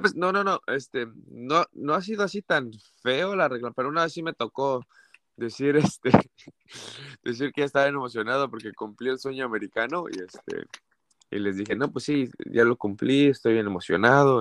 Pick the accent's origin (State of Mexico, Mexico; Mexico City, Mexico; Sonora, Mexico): Mexico City, Mexico; moved away as an adult; now in Santa Barbara, United States; nací en la Ciudad de México, soy de la Ciudad de México